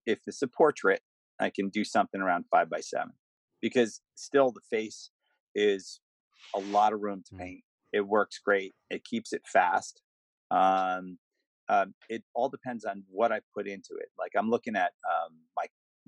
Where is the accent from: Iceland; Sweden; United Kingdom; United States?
United States; I'm from America